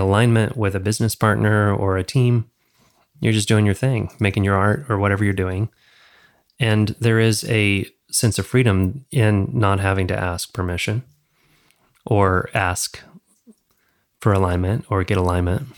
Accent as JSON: {"language": "English", "region": "the South", "country": "United States", "tie": "born or raised there", "said": "growing up in the South"}